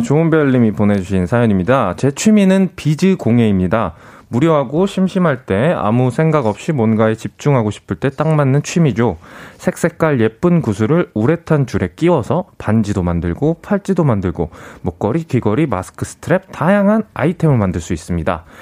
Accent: South Korea; 제가 이제 한국인이다 보니까

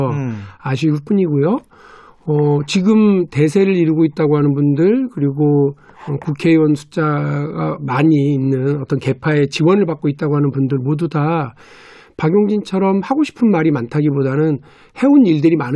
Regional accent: North Jeolla, South Korea; 제가 전라북도 사람인데요.

